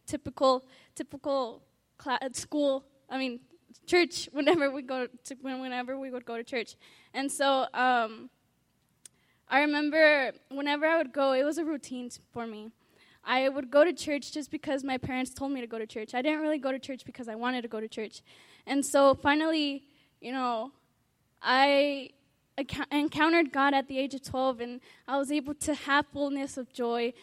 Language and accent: English; Aurora, Colorado, United States; I'm from Aurora, Colorado.